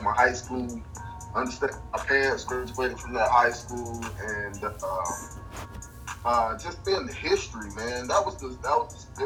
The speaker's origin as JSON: {"language": "English", "area": "Brundidge", "region": "Alabama", "country": "United States", "tie": "born or raised there", "also_born_or_lived": "Nashville, Tennessee / Montreal, Quebec", "moved": "as an adult", "said": "I'm from Rutgers, Alabama, man. Small town full of ex-stars and still great people today. So I'm from Rutgers, Alabama. I went to Pike County High School."}